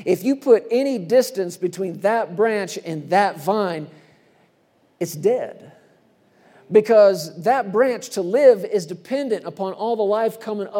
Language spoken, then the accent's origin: English; Texas, United States; born or raised there; moved away as an adult